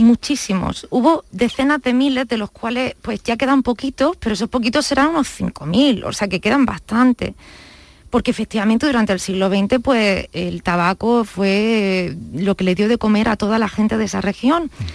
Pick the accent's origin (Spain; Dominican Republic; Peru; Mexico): Spain; La Vega de Granada, Andalusia; born or raised there; moved away as an adult; now in Los Angeles, United States